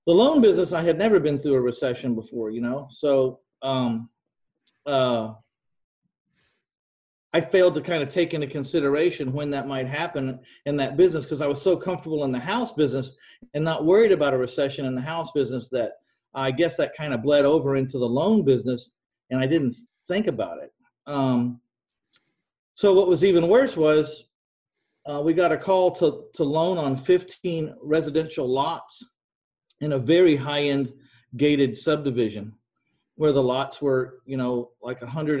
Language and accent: English; San Antonio, Texas, United States; my hometown of San Antonio, Texas